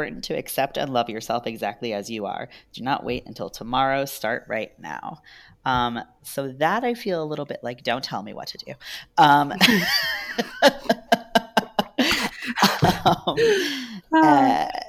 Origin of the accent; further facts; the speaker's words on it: New York, United States; I'm a New Yorker